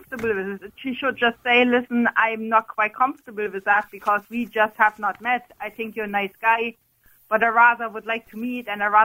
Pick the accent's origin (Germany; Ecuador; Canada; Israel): Germany; accent: German; moved away as an adult; now in Ireland; Originally, I'm from Germany